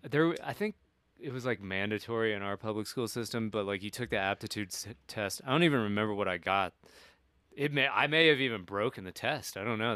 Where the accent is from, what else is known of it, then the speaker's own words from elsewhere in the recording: Kentucky, United States; moved away; I'm of two minds about where I'm from, like I'm like fuck yeah, Kentucky